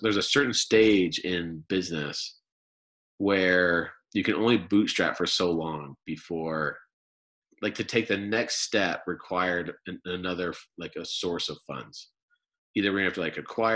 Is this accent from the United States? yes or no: yes; Chicago and then New Jersey, United States; moved away as an adult; now in Utah, United States; my childhood was growing up in Chicago and then New Jersey